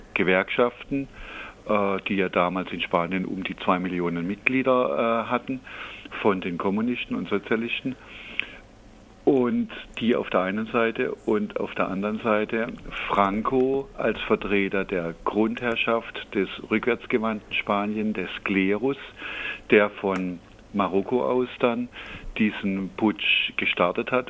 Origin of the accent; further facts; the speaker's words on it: Freiburg, Baden-Württemberg, Germany; Ich selber bin ja äh, aus Freiburg und in Freiburg auch politisch sozialisiert